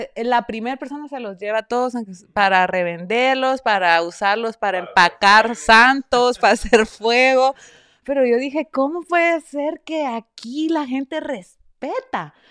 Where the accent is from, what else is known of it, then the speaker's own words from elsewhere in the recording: Esquipulas, Chiquimula, Guatemala; also born or lived in New Haven, Connecticut; now in United States; nosotros pues somos de Guatemala, los dos somos del mismo pueblo, Esquipulas, Chiquimula, Guatemala.